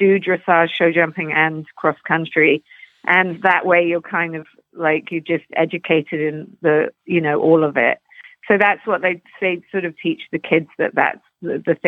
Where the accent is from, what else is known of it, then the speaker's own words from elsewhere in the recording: London, United Kingdom; now in Canada; I grew up in Putney, which is just on the outskirts, kind of southwest London, and near Surrey, which is a sort of horse country